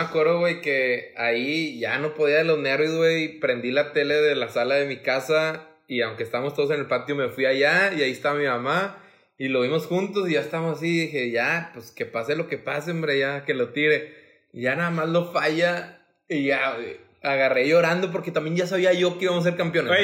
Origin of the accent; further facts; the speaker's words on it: Monterrey, Nuevo León, Mexico; como regio